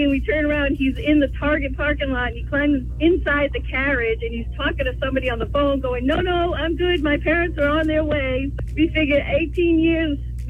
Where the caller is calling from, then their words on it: Pelham, New Hampshire, United States; from Pelham.